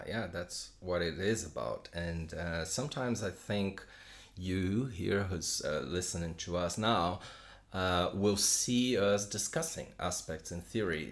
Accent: São Paulo, Brazil; moved away as an adult; now in London, United Kingdom; I am from Brazil, from Sao Paulo. Uh, although right now I live in London with my wife and kids uh, since two- 2016

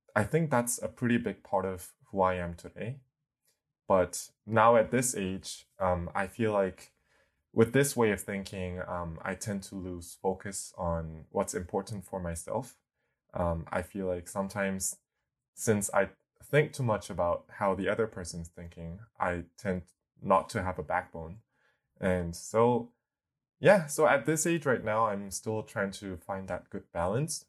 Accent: South Korea; moved away as an adult; now in Hong Kong; I am a twenty-six-year-old Korean guy

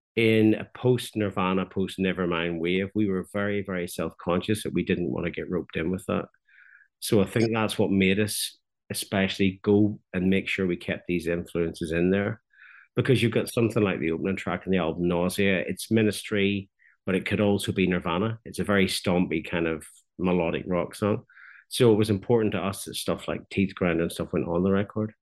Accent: Belfast, Northern Ireland, United Kingdom; now in Ballyclare, United Kingdom; I'm from Belfast, but I live in a small market town called Ballyclare

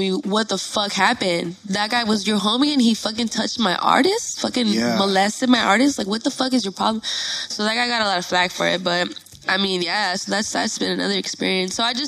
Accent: Los Angeles, California, United States; I was born and raised in Northeast Los Angeles

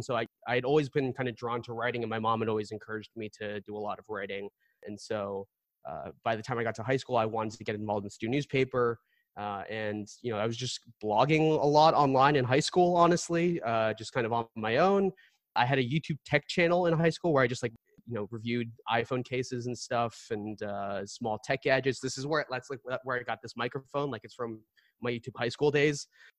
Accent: Boston, Massachusetts, United States; also born or lived in Seoul, South Korea; growing up in Boston during that time, over the course of the last 15 years

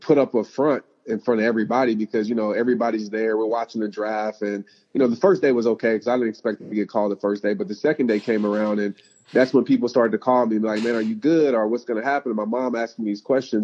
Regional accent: New Orleans, Louisiana, United States; since I was, 5 years old, growing up in New Orleans

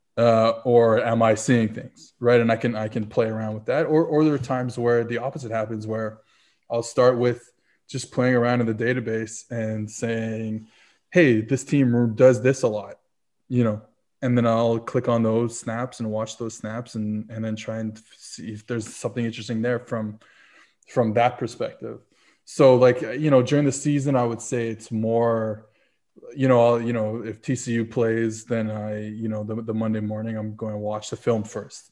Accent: New Orleans, Louisiana, United States; originally I'm from, uh, I was born in New Orleans

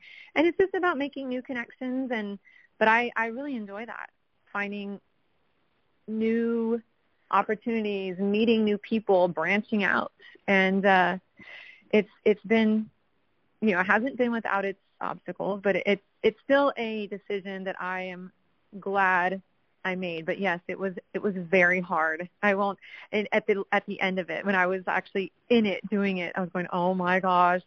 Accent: San Antonio, Texas, United States; now in Austin, United States; I'm originally from San Antonio

